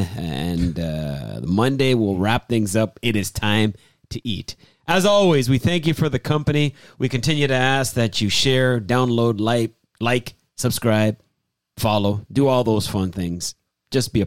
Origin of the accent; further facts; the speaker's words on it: Canada; I'm Canadian